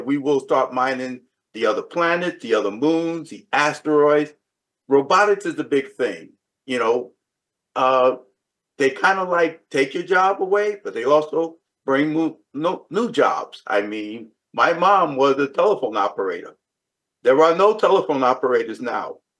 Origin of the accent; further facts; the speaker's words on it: New York City, New York, United States; growing up in the South Bronx